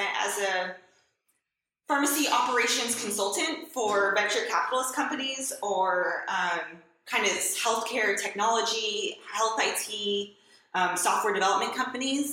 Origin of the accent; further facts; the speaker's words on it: Southern California, United States; moved away as an adult; also born or lived in New York / Kentucky; I grew up in Southern California